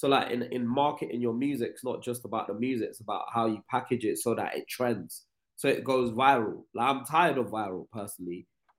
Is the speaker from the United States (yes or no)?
no; United Kingdom; the problem we have as Black British people, there's always a dance music movement